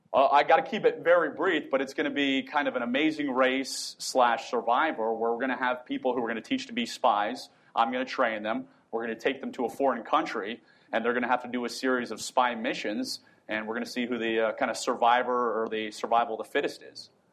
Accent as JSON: {"language": "English", "region": "Northern Virginia", "country": "United States", "tie": "born or raised there", "also_born_or_lived": "Southern Utah", "moved": "as an adult", "lives_now": "Utah, United States", "said": "so I live in southern Utah right now. I was born and raised in Virginia"}